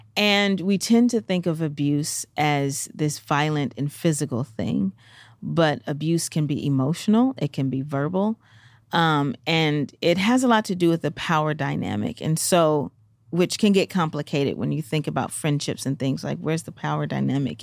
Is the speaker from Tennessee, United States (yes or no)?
yes; Memphis, Tennessee, United States; I'm from Memphis